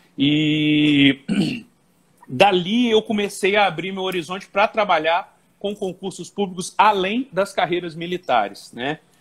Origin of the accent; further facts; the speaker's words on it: Volta Redonda, Rio de Janeiro, Brazil; moved away as an adult; now in Juiz de Fora, Brazil; eu sou natural de Volta Redonda, estado do Rio de Janeiro, mas vim para Juiz de Fora e adotei Juiz de Fora como cidade em 2000